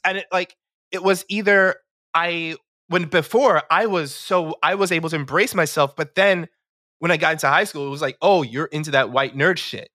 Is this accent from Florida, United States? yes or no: no; New York City, New York, United States; I grew up in New York City. Um, all my life grew up in New York City, so, yeah, born and raised